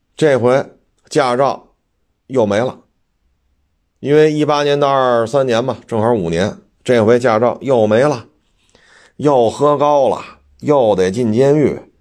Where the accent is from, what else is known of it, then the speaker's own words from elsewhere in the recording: China; 我们中国人